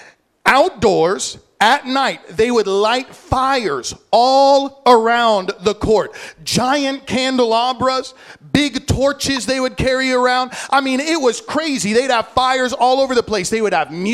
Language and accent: English; Illinois, United States; now in Hawaii, United States; I grew up in Illinois.